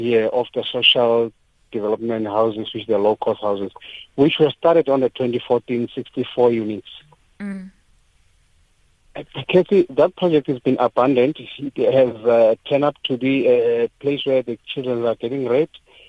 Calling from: Soweto, Gauteng, South Africa; I'm calling from Protea Glen Extension 11.

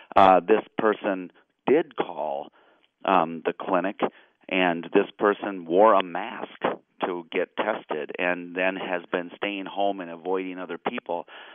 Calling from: Illinois, United States; As listeners might know, I'm calling from Illinois

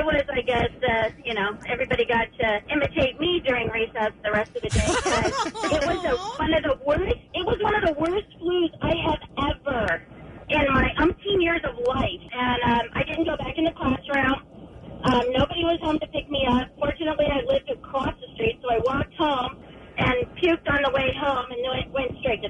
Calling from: Montana, United States; I'm calling from Montana.

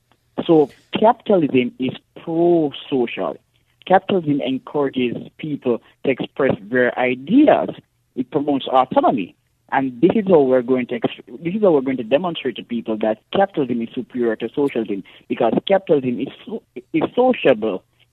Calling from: parish of St. Andrew, Saint Andrew, Jamaica; I'm calling from Jamaica in the parish of St. Andrew in the urban area.

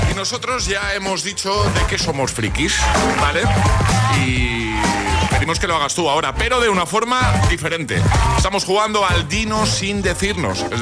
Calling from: Valencia, Valencian Community, Spain; de Valencia

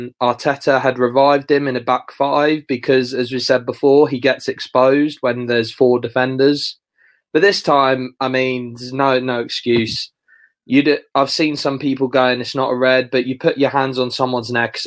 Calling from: Colchester, East of England, United Kingdom; Just from Colchester, mate.

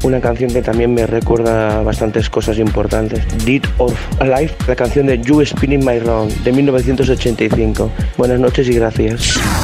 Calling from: Barcelona, Catalonia, Spain; llamo desde Barcelona.

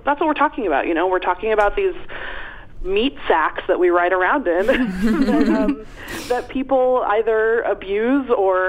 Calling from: Seattle, Washington, United States; I'm calling from Seattle, Washington. I'm sitting in my mother's kitchen.

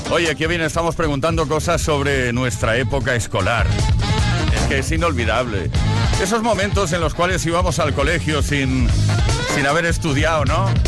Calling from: La Rioja, Spain; de La Rioja.

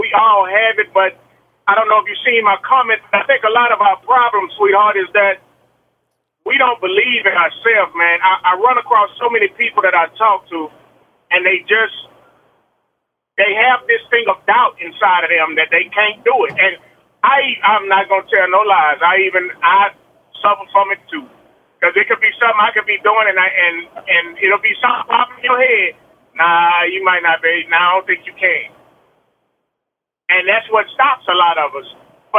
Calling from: Texas, United States; I'm calling from Texas.

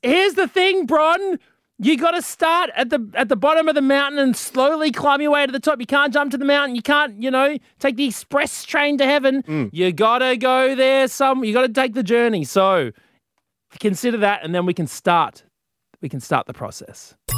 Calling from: Gold Coast, Queensland, Australia; I'm calling in from Brisbane at the moment, but I'm actually Gold Coast resident

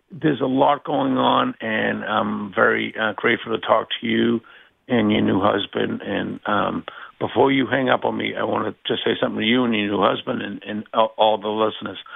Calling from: New England, United States; And I'm calling from New England.

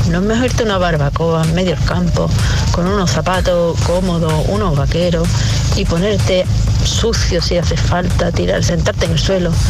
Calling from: Valencia, Valencian Community, Spain; Hola, buenos días, soy … de Valencia.

